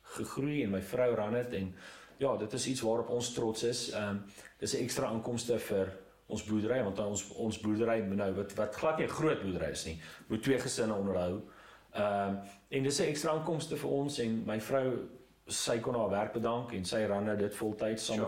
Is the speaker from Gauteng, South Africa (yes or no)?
no; Ermelo, Mpumalanga, South Africa; also born or lived in Potchefstroom / Pretoria; ek was in eh, in Ermelo